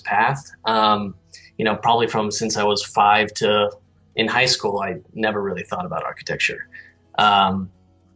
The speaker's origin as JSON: {"language": "English", "town": "Guilford", "region": "Connecticut", "country": "United States", "tie": "born or raised there", "said": "I'm originally from Connecticut, a small coastal town called Guilford"}